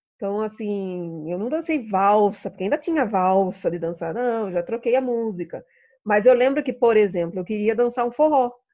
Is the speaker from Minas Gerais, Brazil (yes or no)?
no; Sorocaba, São Paulo, Brazil; moved away as an adult; also born or lived in Rio de Janeiro; E eu voltei para Sorocaba, né? Eu sou de Sorocaba